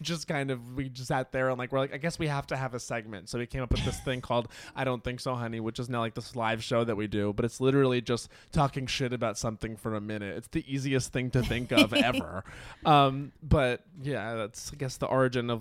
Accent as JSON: {"language": "English", "region": "New York", "country": "United States", "said": "I'm from New York. I'm here"}